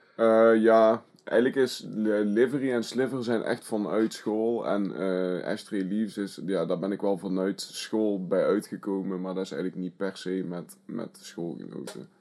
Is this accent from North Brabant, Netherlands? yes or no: yes; Asten, North Brabant, Netherlands; Ik ben drieëntwintig jaar oud en ik kom uit Asten.